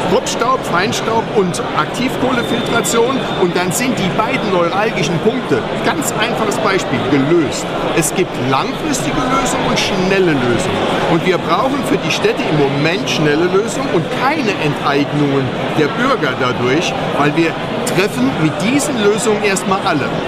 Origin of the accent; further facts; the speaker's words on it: Saarland, Germany; Also ich komme aus dem Saarland, ich bin in keiner Partei.